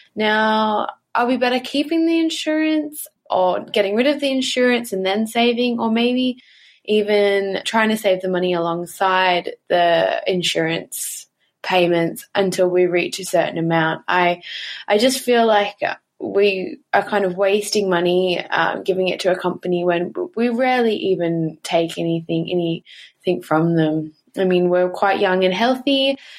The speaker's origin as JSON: {"language": "English", "country": "Australia", "said": "I'm actually from Australia"}